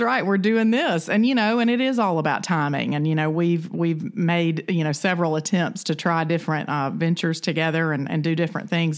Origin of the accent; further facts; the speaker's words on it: the South, United States; I'm from the South